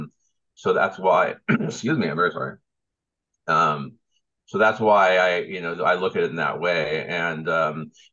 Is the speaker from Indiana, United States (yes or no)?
no; South Bay area, Southern California, United States; also born or lived in New York; I grew up in Southern California, in the South Bay area, and all up and down the South Bay